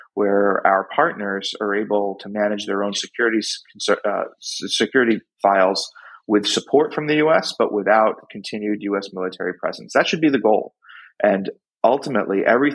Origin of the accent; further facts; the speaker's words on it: upstate New York, United States; also born or lived in Brooklyn, New York; we moved upstate to a small vegetable farm in upstate New York. And so from the age of 6 on, that's where I grew up